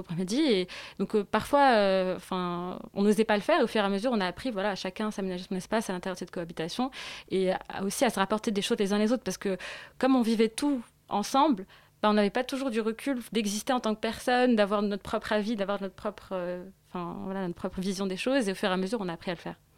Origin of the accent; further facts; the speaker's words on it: Morocco; en tant que Marocaine, euh, ou même on est Marocaine